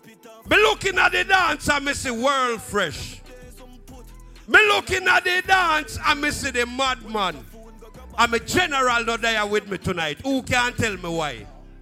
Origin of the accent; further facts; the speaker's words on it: Jamaica; Because guess what? I'm from Jamaica, you are world fresh apart. I'm not foreign.